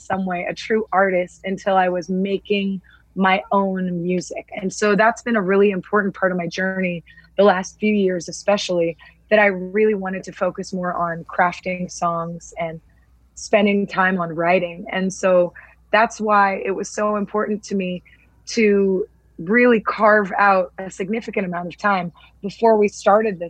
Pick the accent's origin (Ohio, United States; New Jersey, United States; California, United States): California, United States; Southern; growing up in Southern California